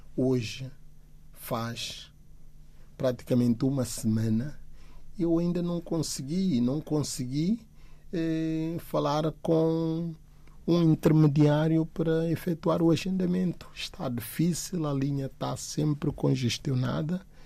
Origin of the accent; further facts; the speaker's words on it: Guinea-Bissau; now in Portugal; da Guiné, país de onde sou natural